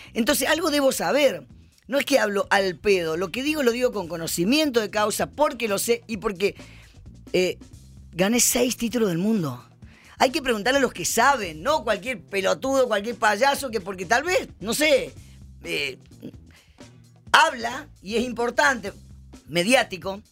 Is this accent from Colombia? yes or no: no; Jujuy, Argentina; Yo nací en Jujuy, eh, en la pobreza justamente, somos siete hermanos. Y, tuve que aprender a trabajar desde chiquita